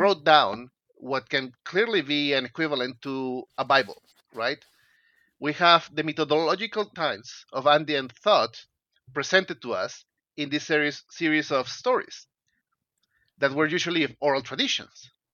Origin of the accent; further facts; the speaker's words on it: Peru; I'm Peruvian. I grew up in Peru.